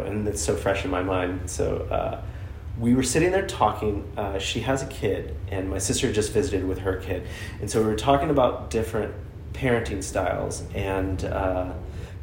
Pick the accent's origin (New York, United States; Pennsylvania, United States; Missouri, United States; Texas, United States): Texas, United States; Austin; moved away; I am from Austin